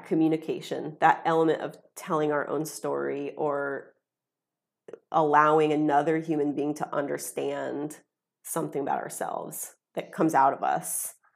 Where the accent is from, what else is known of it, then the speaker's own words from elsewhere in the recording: Ohio, United States; stay in my hometown